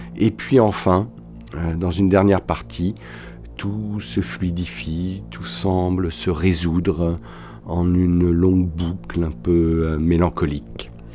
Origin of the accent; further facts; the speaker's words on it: Paris, Île-de-France, France; moved away as an adult; now in Toulouse, France; J'habite Toulouse depuis une vingtaine d'années. Je suis parisien d'origine.